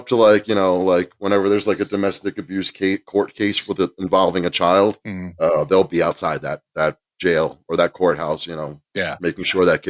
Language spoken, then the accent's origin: English; New York City, New York, United States; I grew up in New York City